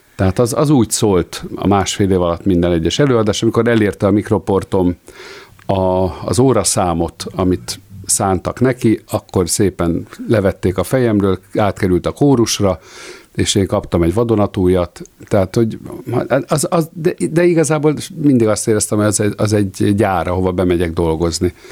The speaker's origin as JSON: {"language": "Hungarian", "country": "Hungary", "said": "mi magyarok vagyunk"}